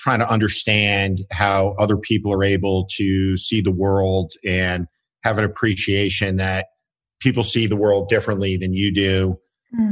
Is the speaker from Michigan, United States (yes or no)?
no; North Plainfield, New Jersey, United States; I grew up in North Plainfield, New Jersey, which was about 25 miles outside of New York City.